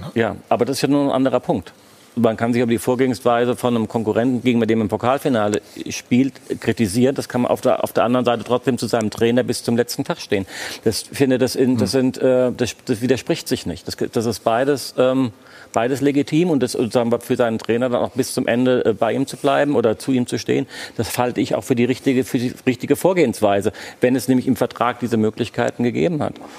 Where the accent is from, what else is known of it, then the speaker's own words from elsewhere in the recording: Frankfurt, Hesse, Germany; now in Berlin, Germany; Frankfurt ist meine Heimatstadt